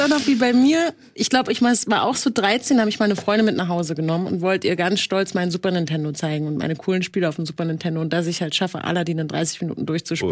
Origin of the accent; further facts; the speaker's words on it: Berlin, Germany; ich bin in Friedrichshain ähm, geboren und bin ja nur über die Brücke letztendlich, wo heute je, Millionen rüberlaufen, nach Kreuzberg gelaufen mit meiner Mutter